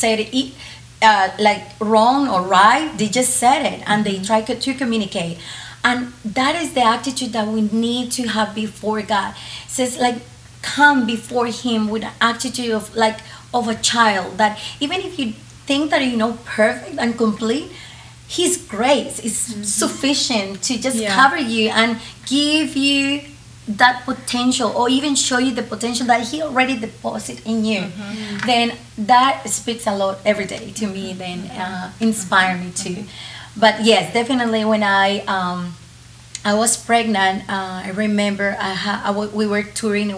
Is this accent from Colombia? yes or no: yes; Colombia; first language Spanish; English is a second language; moved away; I grew up in Colombia just with Spanish